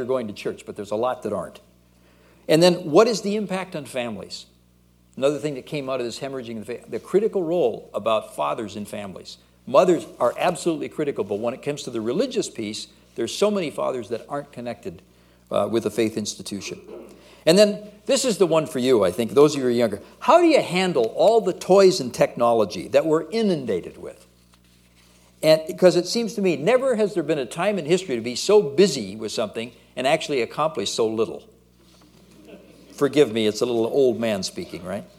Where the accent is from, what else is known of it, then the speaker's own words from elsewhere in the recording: United States; moved away as an adult; now in Canada; I'm originally an American.